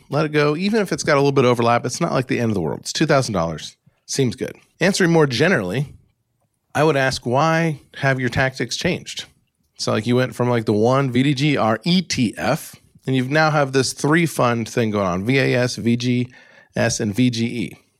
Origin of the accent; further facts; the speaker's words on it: Alaska, United States; accent: United States; also born or lived in Great Lakes; now in Great Lakes region, United States; my normal, boring, Alaska-born, Great Lakes living, United States accent